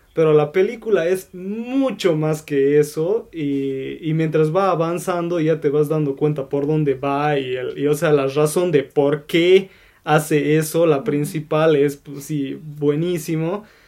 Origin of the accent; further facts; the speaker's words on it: Bolivia; aquí yo soy el único de Bolivia